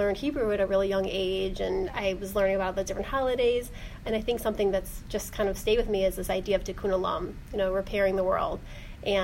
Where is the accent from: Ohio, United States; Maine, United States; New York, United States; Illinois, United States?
Ohio, United States; Orange; also born or lived in Pepper Pike, Ohio; So I'm from Cleveland. I grew up in Orange.